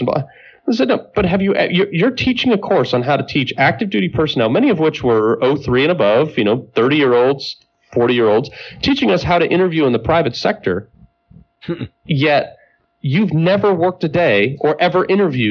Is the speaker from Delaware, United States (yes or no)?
no; Greenwich, Connecticut, United States; I'm from Greenwich, Connecticut